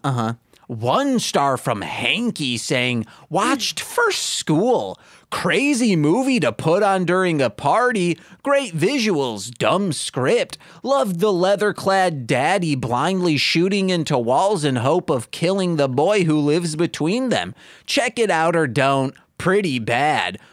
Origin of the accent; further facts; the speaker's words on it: Michigan, United States; I'm from Michigan.